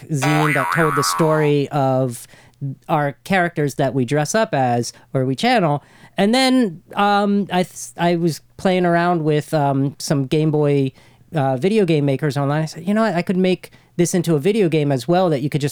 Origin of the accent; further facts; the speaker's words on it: United States; Being an American, we always get like in parentheses USA